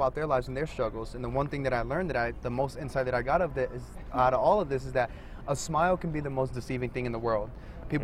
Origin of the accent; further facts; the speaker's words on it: New Jersey, United States; also born or lived in East Coast; now in Boulder, United States; from New Jersey